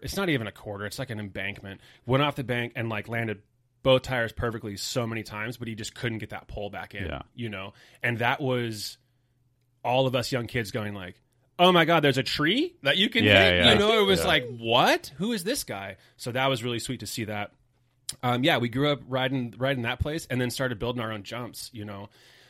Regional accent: Cottonwood, California, United States; Cottonwood's like 30 minutes south of it. Real small little podunk kind of country town.

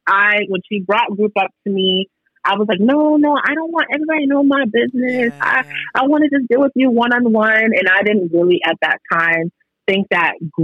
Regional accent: New York City, New York, United States; I am from New York, Brooklyn, born and raised

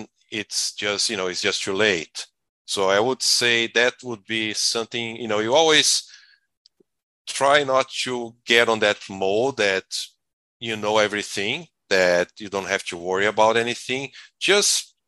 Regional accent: Brazil; moved away as an adult; now in United States; I'm originally from Brazil.

